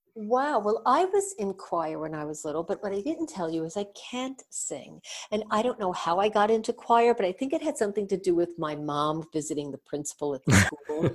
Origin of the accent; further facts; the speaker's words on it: New York, United States; I'm from New York.